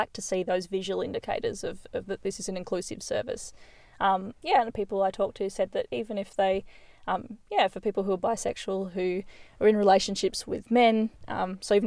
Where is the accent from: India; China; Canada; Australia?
Australia; Molesworth, Tasmania; growing up in Molesworth